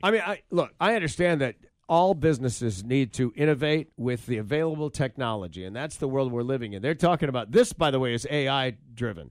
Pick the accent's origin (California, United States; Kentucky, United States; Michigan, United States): Michigan, United States; Grand Rapids; I grew up in Grand Rapids, Michigan